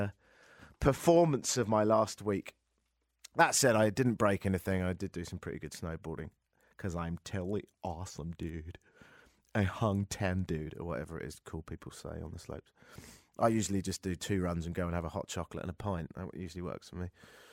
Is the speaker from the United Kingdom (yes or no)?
yes; England, United Kingdom; now in Toronto, Canada; I'm from England